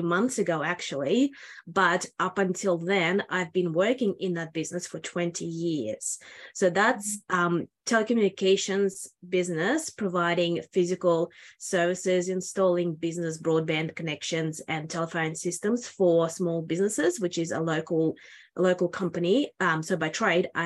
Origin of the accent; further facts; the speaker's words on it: Australia; I'm from Australia